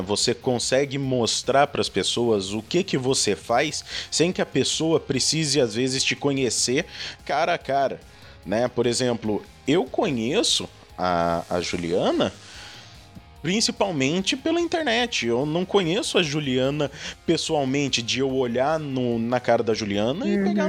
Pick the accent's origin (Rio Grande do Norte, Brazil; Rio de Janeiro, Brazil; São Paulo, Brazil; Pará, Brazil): São Paulo, Brazil; Lorena; also born or lived in Montevideo; eu moro no interior de São Paulo, eu sou de Lorena